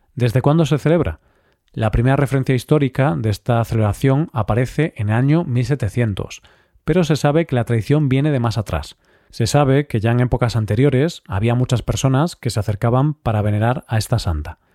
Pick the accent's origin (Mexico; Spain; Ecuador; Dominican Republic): Spain; Galicia; mi tierra, a Galicia